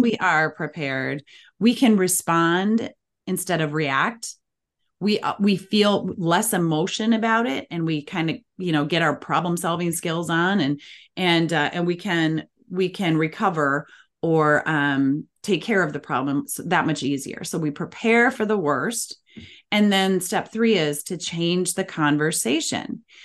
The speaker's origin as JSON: {"language": "English", "region": "Minnesota", "country": "United States", "said": "as we say in the Midwest, I'm from Minnesota"}